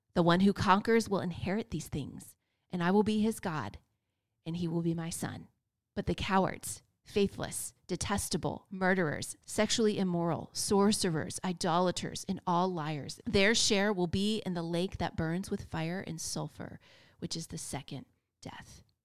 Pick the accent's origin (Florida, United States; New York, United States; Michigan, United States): Florida, United States; also born or lived in North Carolina; I was born and raised in Florida